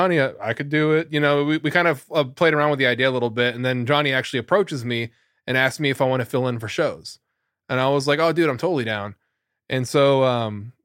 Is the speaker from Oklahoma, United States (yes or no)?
yes; Oklahoma, United States; moved away; Oklahoma, my hometown